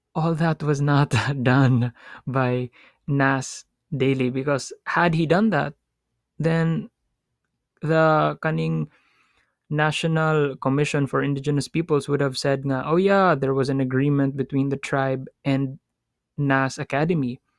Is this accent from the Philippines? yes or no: yes; Philippines; as a Filipino